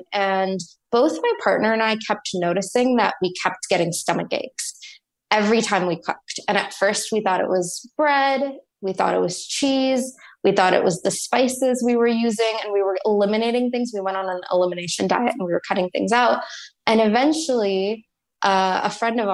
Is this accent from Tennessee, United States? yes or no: no; Texas, United States; moved away as an adult; also born or lived in New York; I grew up in Texas, moved to New York, finished up undergrad at NYU